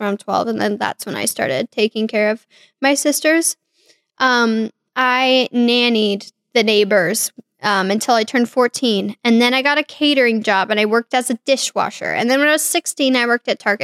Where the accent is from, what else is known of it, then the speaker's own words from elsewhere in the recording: Kansas City, Missouri, United States; I was born in Kansas City, Missouri in 1998